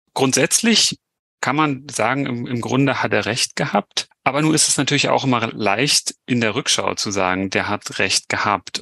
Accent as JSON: {"language": "German", "country": "Germany", "said": "den wir haben in Deutschland"}